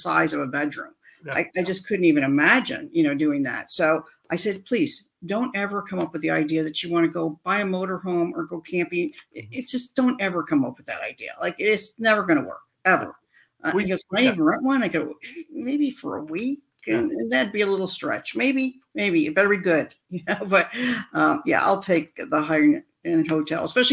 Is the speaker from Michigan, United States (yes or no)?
no; Indiana, United States; now in Phoenix, United States; Growing up in Indiana, we had the Orville Redenbacher Popcorn Festival